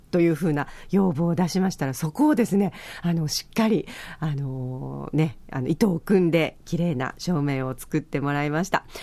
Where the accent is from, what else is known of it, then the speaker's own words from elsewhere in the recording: Okinawa, Japan; 沖縄人として